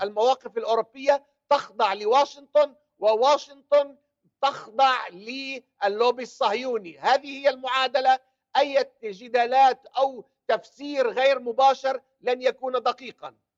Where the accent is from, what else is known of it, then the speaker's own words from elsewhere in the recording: Palestine; now in United Kingdom; أنا كعربي فلسطيني